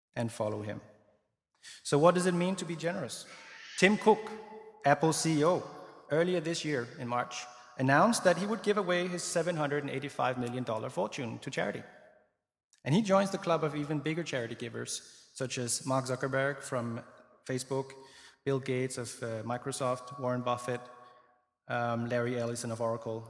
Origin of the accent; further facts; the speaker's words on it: Denmark; I grew up in Denmark, as I mentioned. Well, I mentioned I was Danish